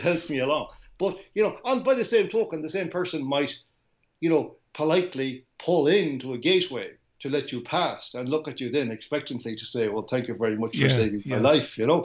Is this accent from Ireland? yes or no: yes; Ireland; I came from Ireland